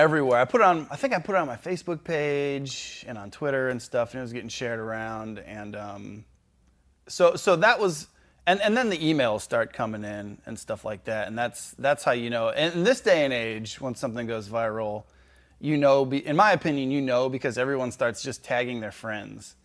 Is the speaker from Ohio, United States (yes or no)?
yes; Cleveland, Ohio, United States; I was born in Cleveland